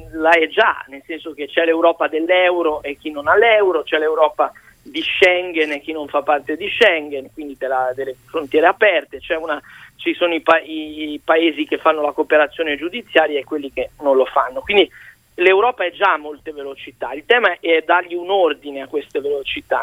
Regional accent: Liguria, Italy; Io sono ligure

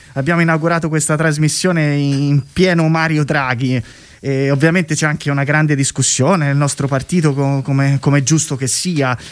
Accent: Tuscany, Italy; Io sono toscano

